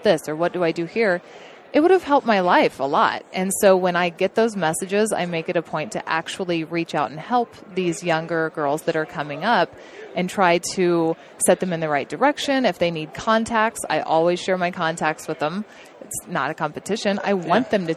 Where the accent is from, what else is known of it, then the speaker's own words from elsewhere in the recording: Oklahoma, United States; now in Montana, United States; Grew up in Oklahoma